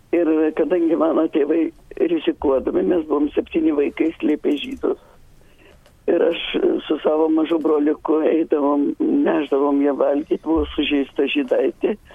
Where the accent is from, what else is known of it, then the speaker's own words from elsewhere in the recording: Lithuania; moved away; Aš esu iš Pautenas ir mano gimnačiai ten gyvena.